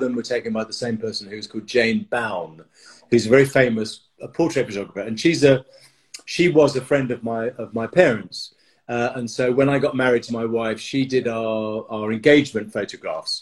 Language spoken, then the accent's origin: English; Dartford, South East England, United Kingdom; moved away as an adult; also born or lived in France; now in London, United Kingdom; I was born in a place called Dartford, which is in Kent. I was brought up in Kent, just outside London